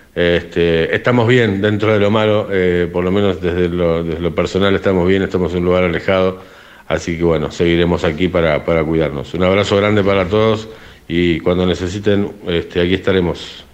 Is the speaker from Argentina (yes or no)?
yes; Argentina; now in Spain